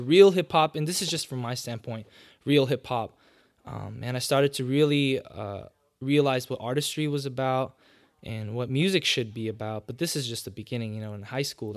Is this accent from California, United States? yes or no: yes; Los Angeles, California, United States; born and raised in LA, probably down the street from the hospital where you were born